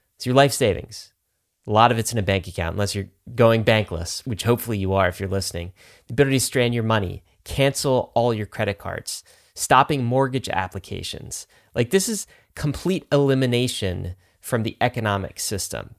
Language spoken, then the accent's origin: English; Canada; I was actually born in Canada. I grew up in Canada.